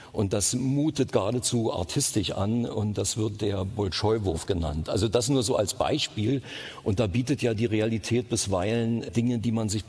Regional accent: East Germany, Germany; Ich bin in der DDR groß geworden. Da kenne ich mich am besten aus.

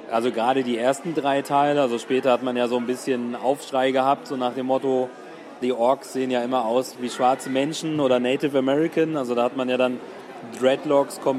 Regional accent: Kumasi, Ashanti, Ghana; born there; Also ich bin in einem Krankenhaus geboren worden in Ghana, in Kumasi

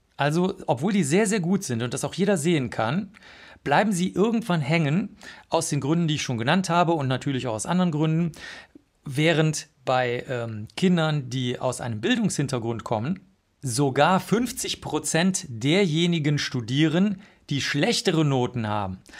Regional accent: Bavaria, Germany; ich komme aus Bayern, aus einem kleinen Dorf

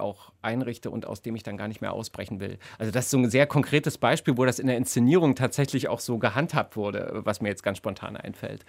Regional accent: GDR, East Germany, Germany; ich bin in der DDR groß geworden

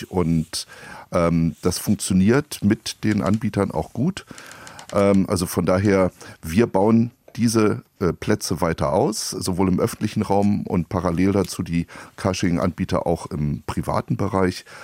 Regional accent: Berlin, Germany; born there; Ich bin gebürtiger Berliner

